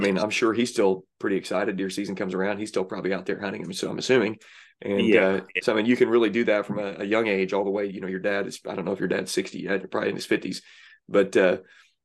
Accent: Southern Illinois, United States; I grew up in Southern Illinois.

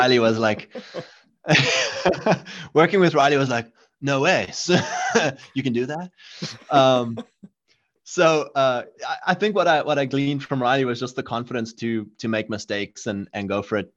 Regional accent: South Africa; moved away; where I grew up in South Africa

